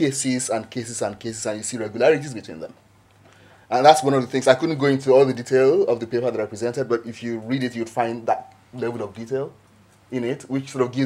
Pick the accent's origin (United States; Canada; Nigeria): Nigeria; as a Nigerian